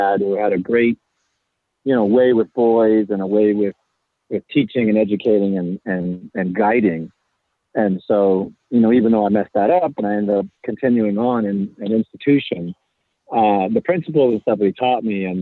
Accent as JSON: {"language": "English", "town": "Anderson", "region": "California", "country": "United States", "tie": "born or raised there", "said": "I grew up in Anderson, California, which is in Northern California, kind of right above the Central Valley"}